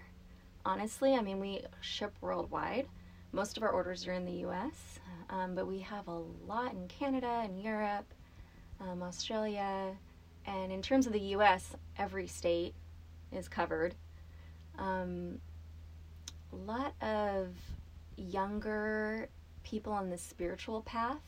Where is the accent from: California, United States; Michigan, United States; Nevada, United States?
California, United States; Los Angeles; I grew up in Southern California, in the LA area